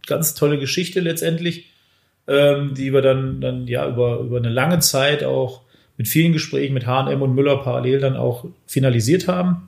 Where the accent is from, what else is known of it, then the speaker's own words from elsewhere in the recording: Bad Hersfeld, Hesse, Germany; moved away as an adult; now in Weiden, Germany; Ich komme ursprünglich aus Bad Hersfeld